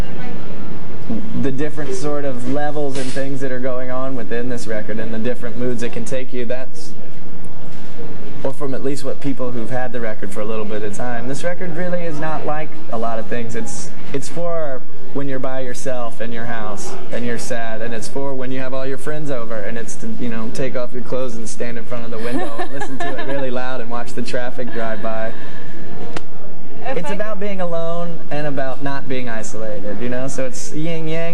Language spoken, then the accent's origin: English; the South, United States; down the road a piece called the South, you know, where we grew up